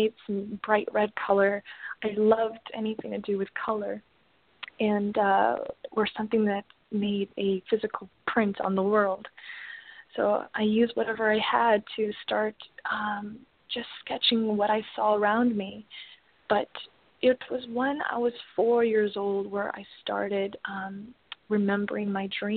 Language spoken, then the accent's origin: English; Mount Morris, Illinois, United States; I was born in Mount Morris, Illinois, and at the time we were very, very financially poor